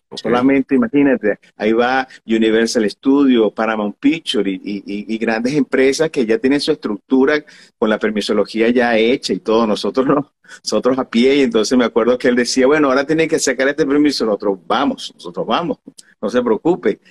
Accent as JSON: {"language": "Spanish", "country": "Venezuela", "moved": "yes", "lives_now": "Miami, United States", "said": "yo soy venezolano"}